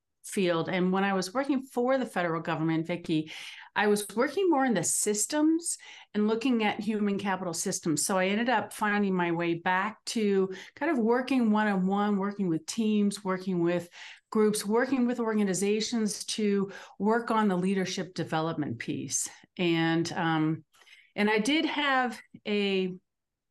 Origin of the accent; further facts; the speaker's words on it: East Coast, Northeast, United States; now in Denver, United States; I am in the Denver area in Colorado, although I'm from the East Coast originally.